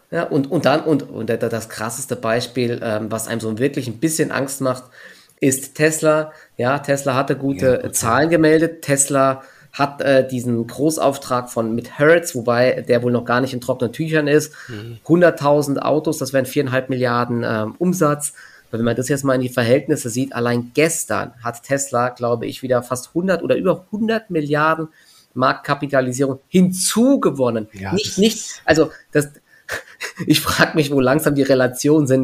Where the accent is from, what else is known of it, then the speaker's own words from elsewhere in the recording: Offenbach am Main, Hesse, Germany; now in Frankfurt, Germany; Bei uns in Offenbach